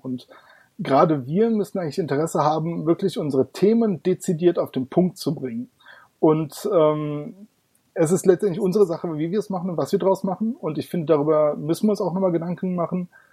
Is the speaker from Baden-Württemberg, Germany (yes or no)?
no; Darmstadt, Hesse, Germany; Ich komme aus Darmstadt. Das liegt im schönen Hessen.